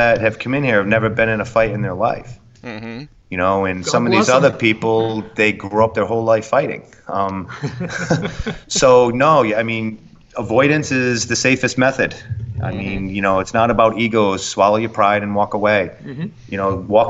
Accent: Rhode Island, United States; moved away; I'm from Rhode Island originally.

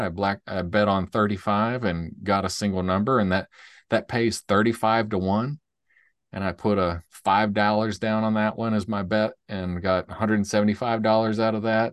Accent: Nashville, Tennessee, United States; we're from Nashville

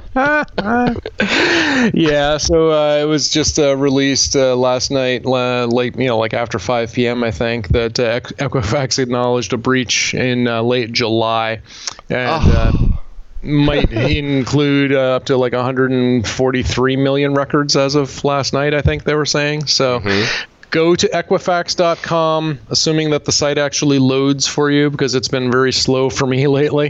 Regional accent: Bethel, Vermont, United States; I was a JP in in my hometown of Bethel

